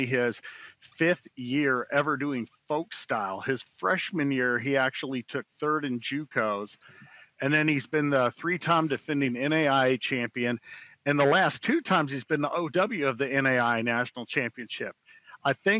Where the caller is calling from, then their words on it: York, Nebraska, United States; I'm calling in from York, Nebraska